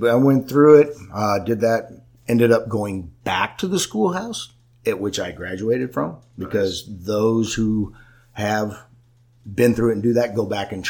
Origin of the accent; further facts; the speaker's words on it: California, United States; went back to my home state of California.